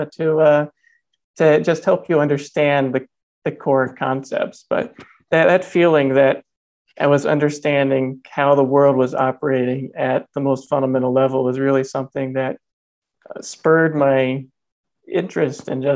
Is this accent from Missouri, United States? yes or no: no; Northeast Georgia, United States; I grew up in Northeast Georgia, a family of eight kids on a family farm